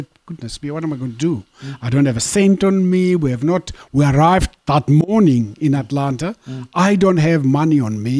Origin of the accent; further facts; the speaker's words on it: South Africa; I'm from South Africa